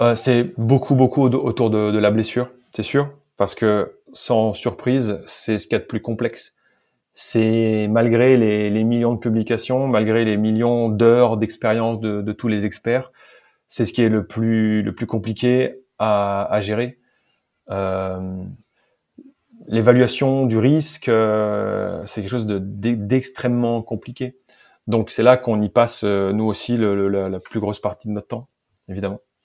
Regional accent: France; accent: French; moved away; j'ai fait avec mon vieil accent français, mais je l'ai fait en anglais

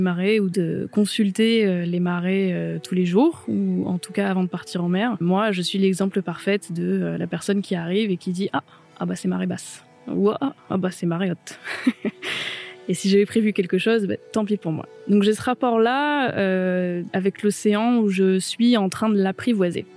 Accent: Mediterranean coast, France; now in Brittany, France; je viens de la Méditerranée

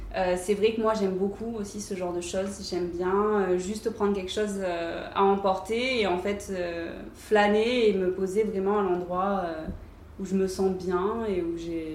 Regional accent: Antibes, Provence-Alpes-Côte d'Azur, France; also born or lived in Paris; now in Cannes, France; quand j'étais plus jeune et que j'habitais à Antibes, donc chez ma mère

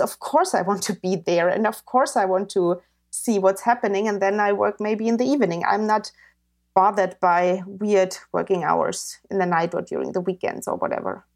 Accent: Bavaria, Germany; I grew up in Bavaria

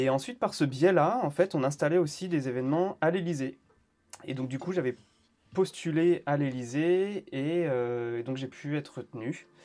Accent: Île-de-France, France; je suis né à Paris en 1989 et en fait, on a pas mal bougé avec ma mère. On a souvent déménagé. essentiellement, j'ai grandi au final en banlieue, dans le 94.

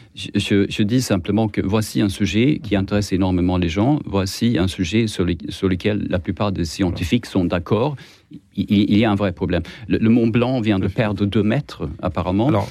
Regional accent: Sweden; accent: Swedish; French is a second language; moved away; j'ai un accent étrange, c'est parce que je suis suédois

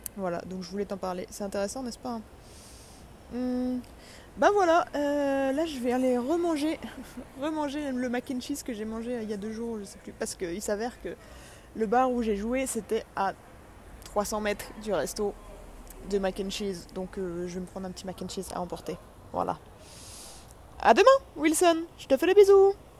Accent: France

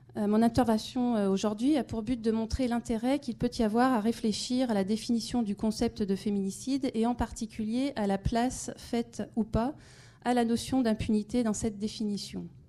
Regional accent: France; chez nous, en France, en Europe

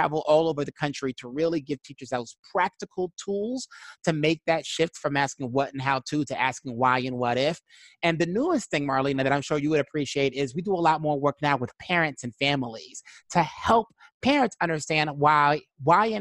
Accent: New York City, New York, United States; I'm originally from Brooklyn, New York.

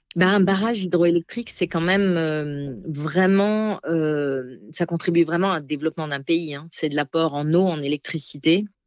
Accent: Alsace, Grand Est, France; moved away; dans ma terre natale, en Alsace

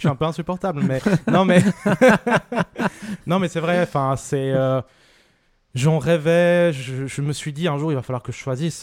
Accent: Vevey, Vaud, Switzerland; je viens de Vevey, je suis né à Vevey.

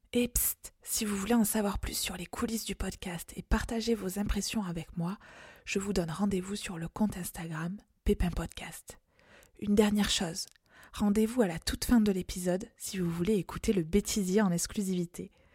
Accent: France; accent: chantant; mon accent chantant

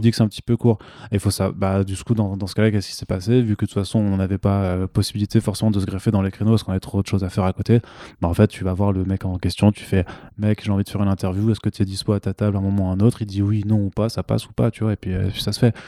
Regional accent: France; en tant que Français

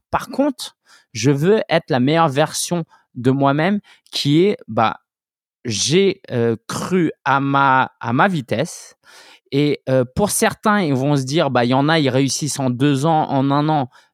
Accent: France; je suis français d'origine chinoise

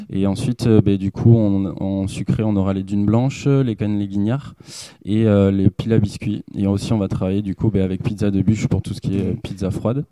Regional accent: the Saint-Émilion, Bergerac, Bordeaux area, Nouvelle-Aquitaine, France; on est originaire de, du côté de Saint-Émilion, Bergerac, Bordeaux

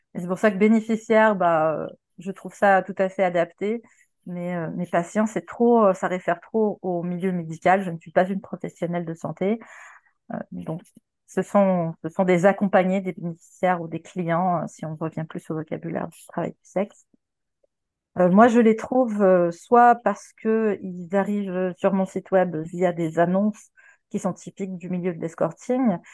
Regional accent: Quebec, Canada; moved away as an adult; now in France; au Québec, là où j'ai grandi, parce que voilà, je suis canadienne et j'ai immigré en 2016

